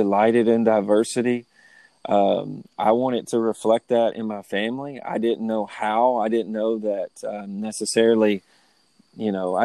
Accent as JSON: {"language": "English", "town": "Lewisburg", "region": "Tennessee", "country": "United States", "tie": "born or raised there", "said": "I grew up in the South. I grew up in Lewisburg, Tennessee"}